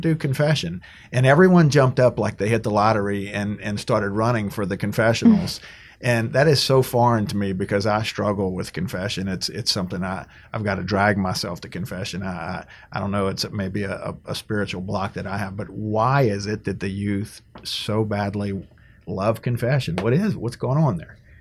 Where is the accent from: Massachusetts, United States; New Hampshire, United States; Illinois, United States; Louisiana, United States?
Louisiana, United States; Cajun; us as good Cajun Catholics